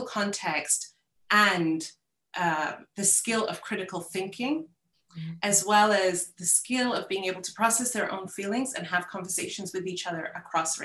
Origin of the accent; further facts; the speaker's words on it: United Kingdom; I'm British, went through the British curriculum, my kids do too.